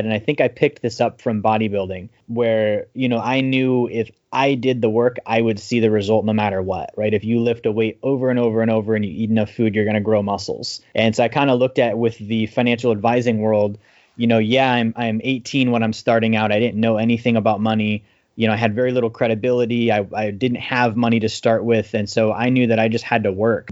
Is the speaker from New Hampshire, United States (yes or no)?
no; Alaska, United States; I grew up in Alaska